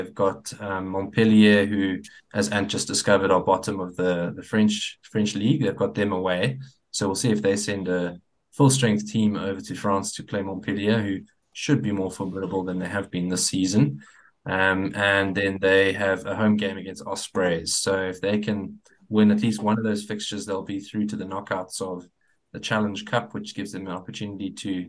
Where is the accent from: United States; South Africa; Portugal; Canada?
South Africa; I think we all as South African rugby supporters really don't like to see any of our teams doing this badly.